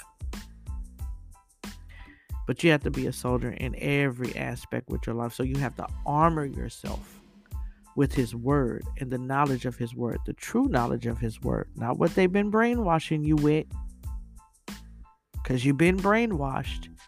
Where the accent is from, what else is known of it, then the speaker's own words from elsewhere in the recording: United States; I'm an American, born and raised here